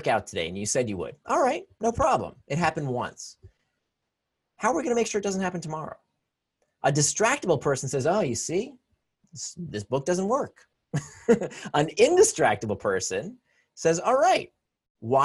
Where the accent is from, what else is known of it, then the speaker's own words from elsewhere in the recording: Florida, United States; I grew up in Florida